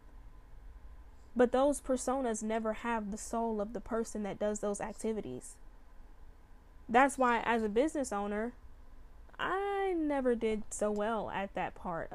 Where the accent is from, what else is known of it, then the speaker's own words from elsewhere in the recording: Chicago, Illinois, United States; when I was a little girl, I grew up in Chicago.